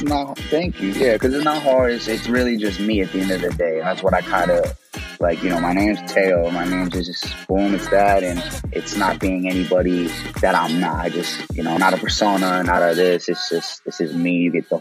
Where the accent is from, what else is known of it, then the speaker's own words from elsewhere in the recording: Chicago, Illinois, United States; also born or lived in Austin, Texas; I'm from Illinois. I'm from Texas. I say Illinois and Texas because I bounced around a lot as a kid. You know, my family's predominantly from the South Side of Chicago. Then when we moved, you know, for better lives and not, Austin, Texas